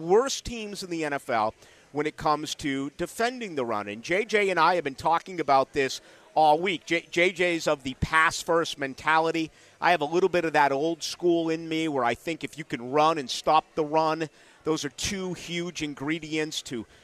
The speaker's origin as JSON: {"language": "English", "town": "Boston", "region": "Massachusetts", "country": "United States", "moved": "yes", "lives_now": "Jacksonville, United States", "said": "…, much like myself, we're both from Boston"}